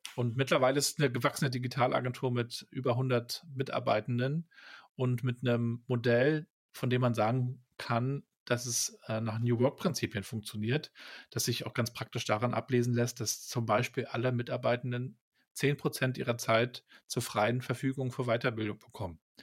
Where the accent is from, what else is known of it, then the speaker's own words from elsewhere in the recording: Rostock, Mecklenburg-Vorpommern, Germany; Ich bin da ja in Rostock aufgewachsen